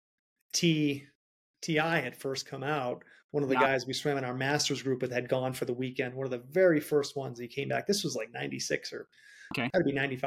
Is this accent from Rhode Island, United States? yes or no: yes; Rhode Island, United States; I'm from Rhode Island and accents are really bad